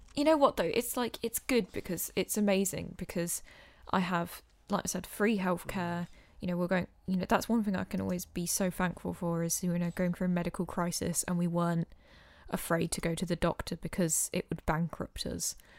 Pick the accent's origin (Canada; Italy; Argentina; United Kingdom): United Kingdom; England; We're being so English